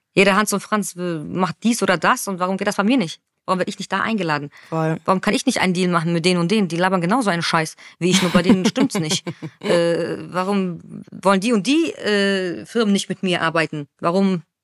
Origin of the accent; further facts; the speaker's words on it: Frankfurt, Hesse, Germany; ich komme aus Frankfurt